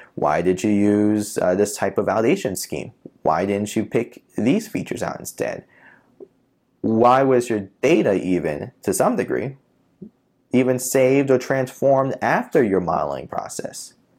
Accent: New York City, New York, United States; moved away as an adult; also born or lived in Long Island, New York / Florida; I'm born and raised in Queens

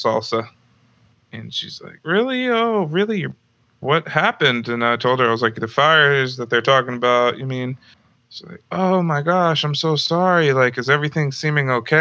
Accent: Santa Rosa, California, United States; I'm from Santa Rosa.

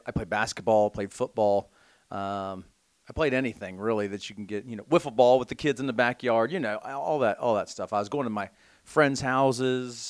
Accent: Belpre, Ohio, United States; I grew up in Belpre, Ohio

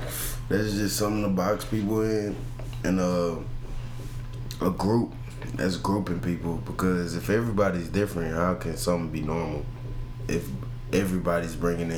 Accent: Houston, Texas, United States; Because I'm from Houston.

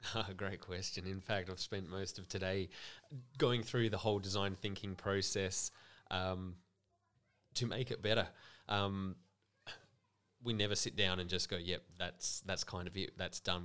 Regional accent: Adelaide, South Australia, Australia; moved away as an adult; now in Millicent, Australia; I grew up in Adelaide

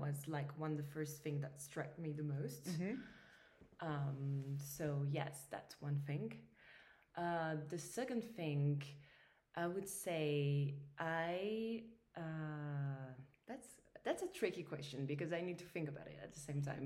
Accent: Paris, Île-de-France, France; I grew up in Paris.

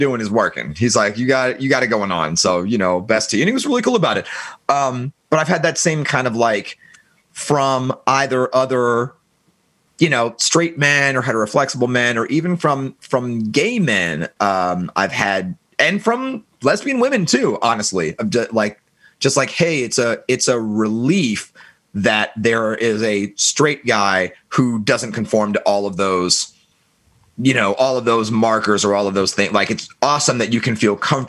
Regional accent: Germany; I was born in West Germany during the Cold War

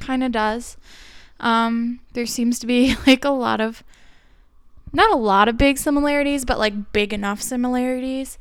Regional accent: Minneapolis, Minnesota, United States; we're probably from the Twin Cities

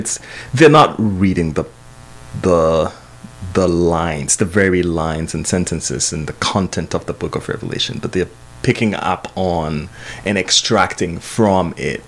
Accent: Ghana; I grew up in Ghana

